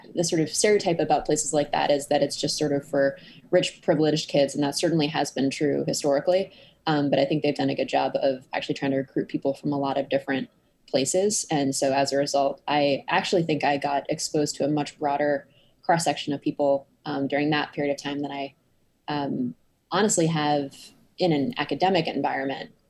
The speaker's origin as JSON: {"language": "English", "town": "Cambridge", "region": "Massachusetts", "country": "United States", "tie": "born or raised there", "also_born_or_lived": "Boston, Massachusetts", "said": "I grew up in Cambridge, Massachusetts, not the one in the UK, but the one in the US"}